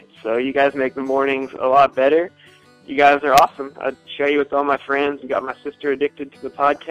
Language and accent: English; Eddyville, Kentucky, United States; I'm from Eddyville, Kentucky.